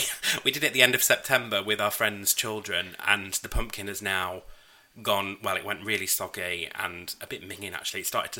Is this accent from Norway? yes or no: no; York, Yorkshire and the Humber, United Kingdom; I'm from York